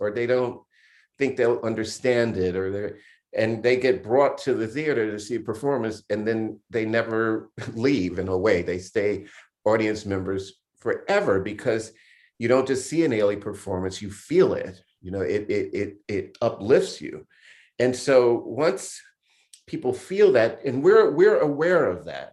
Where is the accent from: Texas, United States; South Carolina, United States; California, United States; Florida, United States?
Florida, United States; Miami; also born or lived in Jacksonville, Florida; I grew up in Miami, Florida.